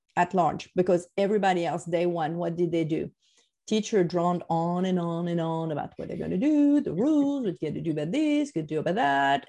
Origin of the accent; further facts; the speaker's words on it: France; moved away; i'm french what else do you want to know right i grew up in france